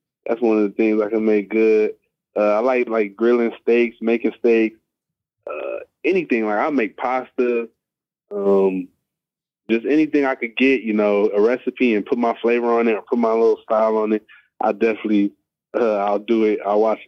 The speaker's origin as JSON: {"language": "English", "region": "California", "country": "United States", "tie": "born or raised there", "said": "I grew up in California, I played basketball"}